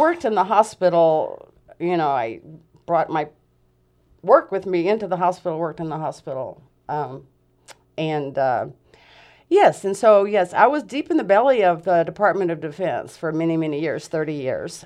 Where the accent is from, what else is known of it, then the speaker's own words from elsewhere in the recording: Huntsville, Alabama, United States; moved away as an adult; now in Grants Pass, United States; I'm from Huntsville, Alabama, so I'm a Southern belle